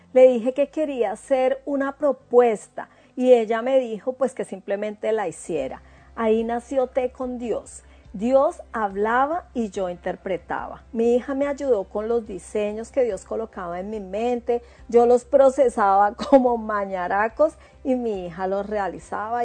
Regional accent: Bogotá, Colombia; moved away as an adult; now in New Zealand; Yo soy de Bogotá, Colombia, y me vine para Nueva Zelanda hace tres años y medio

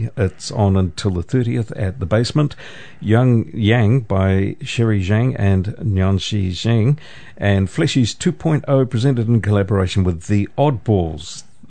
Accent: Putaruru, Waikato, New Zealand; My hometown Potaruru Theatre Players

